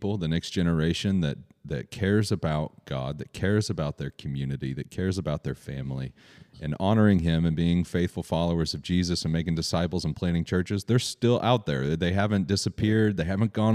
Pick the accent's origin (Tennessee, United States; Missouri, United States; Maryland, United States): Missouri, United States; Kansas City; where I grew up in South Kansas City